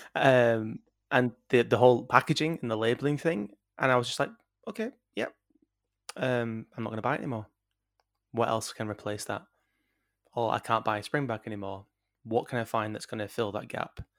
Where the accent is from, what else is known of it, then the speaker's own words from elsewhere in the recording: Yorkshire and the Humber, United Kingdom; doing it from Yorkshire, as a Yorkshireman